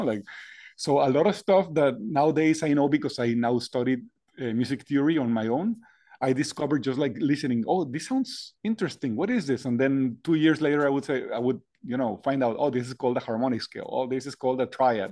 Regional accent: Monterrey, Nuevo León, Mexico; I was born and raised in the north of Mexico, Monterrey

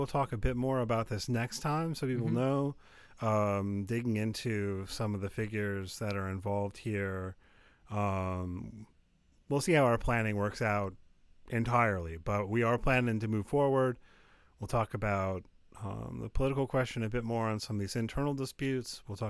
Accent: United States; I'm an American.

